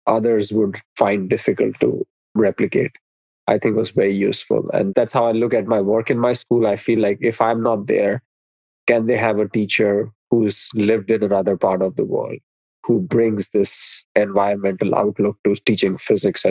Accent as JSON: {"language": "English", "country": "India", "tie": "born or raised there", "said": "I was born in India"}